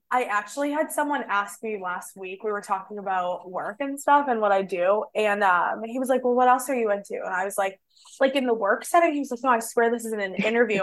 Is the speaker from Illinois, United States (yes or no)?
no; Boston, Massachusetts, United States; I grew up in Boston